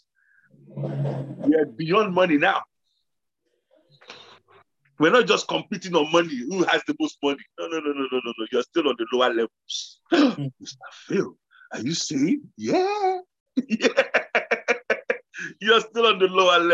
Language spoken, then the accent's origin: English; Nigeria; moved away; I grew up in Nigeria